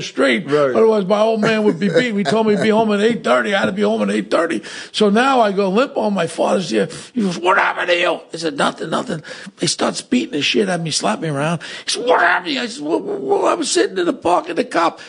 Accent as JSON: {"language": "English", "town": "New York City", "region": "New York", "country": "United States", "tie": "born or raised there", "said": "I grew up in Ozone Park, neighboring right by City Line"}